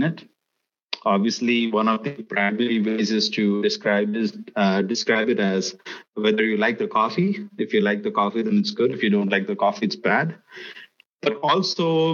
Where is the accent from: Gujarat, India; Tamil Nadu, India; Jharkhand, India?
Gujarat, India; also born or lived in United States / Middle East / Azerbaijan; I come from a state in the west of the country, which is called as Gujarat